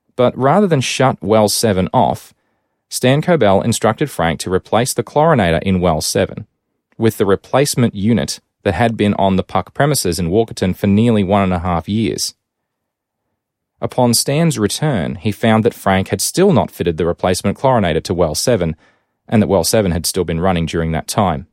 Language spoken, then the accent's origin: English; Rockhampton, Queensland, Australia; my hometown of Rockhampton in Queensland